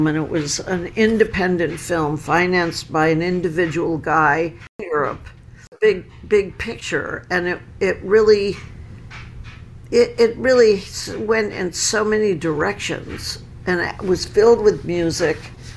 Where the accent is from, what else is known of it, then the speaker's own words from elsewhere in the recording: United States; as an American.